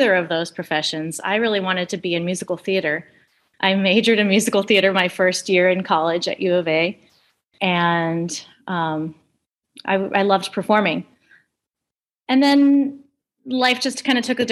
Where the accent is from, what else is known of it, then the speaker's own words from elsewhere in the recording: Scottsdale, Arizona, United States; also born or lived in New York City; I grew up in Arizona, Scottsdale, Arizona